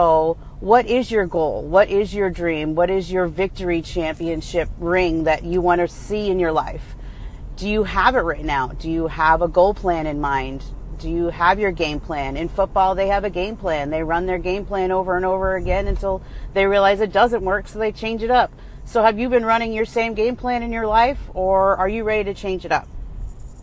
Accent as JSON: {"language": "English", "region": "New England", "country": "United States", "moved": "yes", "lives_now": "California, United States", "said": "I am from New England and still support my home team, even though I've been transplanted"}